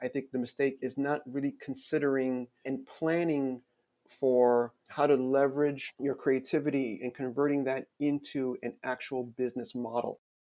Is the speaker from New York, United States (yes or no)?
yes; Long Island, New York, United States; also born or lived in Queens, New York / Haiti (ancestry); I grew up in New York. Actually, I was born in Queens. My family is originally from Haiti, and so I grew up with many other immigrant children out on Long Island.